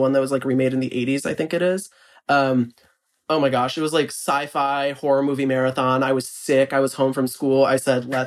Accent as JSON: {"language": "English", "region": "Ohio", "country": "United States", "tie": "born or raised there", "said": "I grew up in Ohio, which is not like, you know, that very Southern evangelical"}